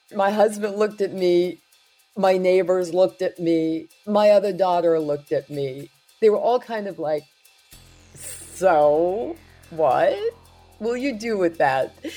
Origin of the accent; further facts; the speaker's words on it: New York City, New York, United States; running after the Good Humor ice cream truck when I was growing up in Brooklyn